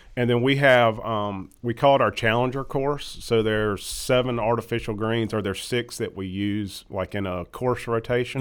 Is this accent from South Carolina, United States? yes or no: yes; Irmo, South Carolina, United States; also born or lived in Chapin, South Carolina; I'm from Irma originally.